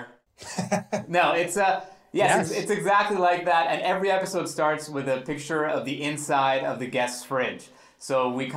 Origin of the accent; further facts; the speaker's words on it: Great Neck, New York, United States; I grew up in Great Neck. Okay, I grew up in Long Island